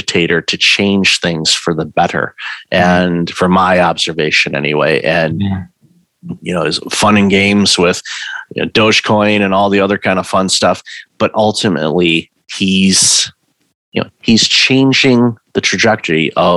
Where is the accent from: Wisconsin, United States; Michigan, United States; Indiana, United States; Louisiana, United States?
Michigan, United States; Detroit; I grew up in Detroit